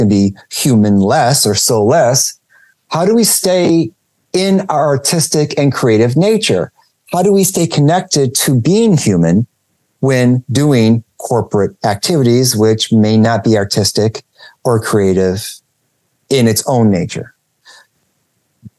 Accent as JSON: {"language": "English", "town": "Detroit", "region": "Michigan", "country": "United States", "said": "in Detroit area where I'm from"}